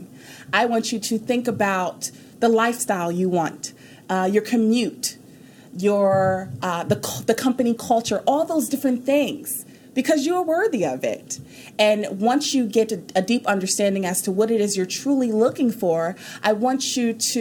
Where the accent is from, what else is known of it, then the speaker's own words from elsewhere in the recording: New York, United States; also born or lived in Houston, Texas; now in Dallas, United States; I'm from New York